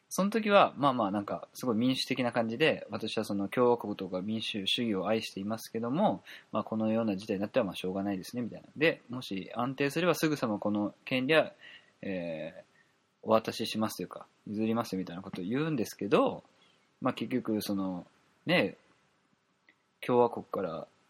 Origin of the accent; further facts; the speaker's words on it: Kansai, Japan; accent: Kansai dialect; 関西弁が出て